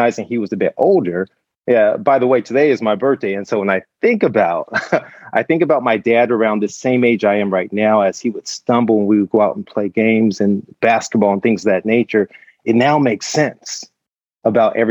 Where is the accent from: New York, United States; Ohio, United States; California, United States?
California, United States; Compton; I was born and raised in Compton, California